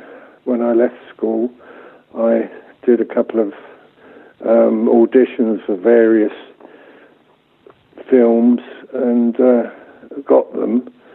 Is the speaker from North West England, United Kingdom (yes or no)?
no; Hampton, London, United Kingdom; also born or lived in Salonika, Greece / Kent; now in -; My father and mother, they were posted to Greece. They were in the British Army, and I was born in Salonika and lived there for about 4 years. And then we returned to the UK when I was four. We lived in Kent, just outside London.